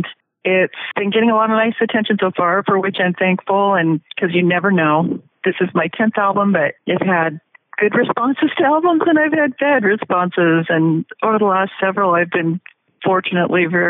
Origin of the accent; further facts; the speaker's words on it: Portland, Oregon, United States; I'm from Portland, Oregon